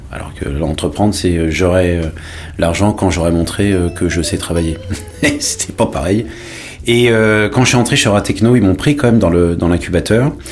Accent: Paris, Île-de-France, France; born there; also born or lived in Marseille / London; j'ai 43 ans, je suis né à Paris et après j'ai vécu dans plusieurs villes de, France, euh, Marseille, et ensuite j'ai vécu à Londres, mais j'ai eu la chance de vivre longtemps à l'étranger.

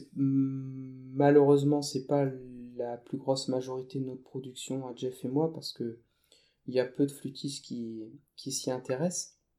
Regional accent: northern France, France; je suis retourné dans ma, ma région d'origine, dans le nord de la France.

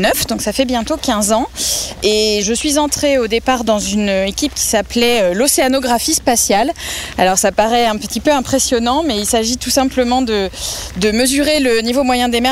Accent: Vienne, Poitou-Charentes, Nouvelle-Aquitaine, France; moved away as an adult; also born or lived in Montpellier / Paris; now in Toulouse, France; je viens de la région Poitou-Charentes. Je, je viens de la Vienne, en fait. Je suis née, euh, là-bas et je suis arrivée à Toulouse en deux mille six

